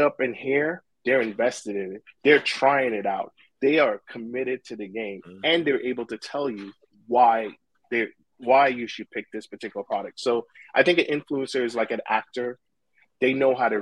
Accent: New York City, New York, United States; I grew up in Brooklyn

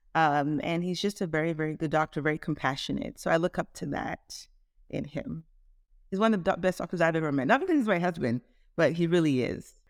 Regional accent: Toronto, Ontario, Canada; moved away as an adult; also born or lived in Nigeria / Caribbean / Shreveport, Louisiana; now in Dallas-Fort Worth, United States; I was born in Nigeria, um, grew up in Toronto, Canada

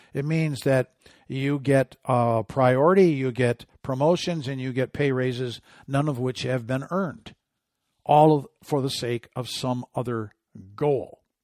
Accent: Michigan, United States; my home state

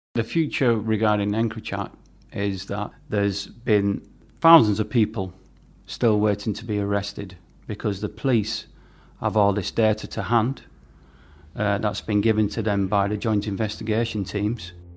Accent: St Helens, North West England, United Kingdom; my hometown in Merseyside in Saint Helens

